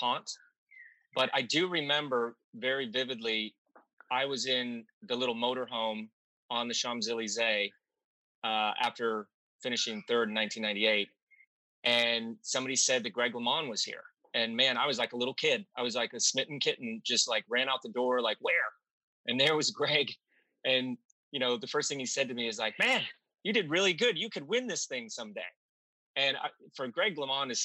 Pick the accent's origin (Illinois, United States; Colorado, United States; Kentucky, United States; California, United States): Colorado, United States; Glenwood Springs; I grew up in Glenwood Springs, Colorado